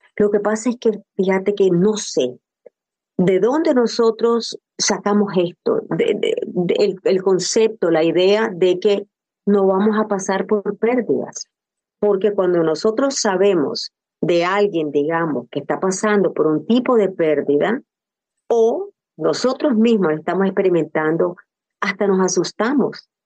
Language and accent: Spanish; Nicaragua; moved away; soy nicaragüense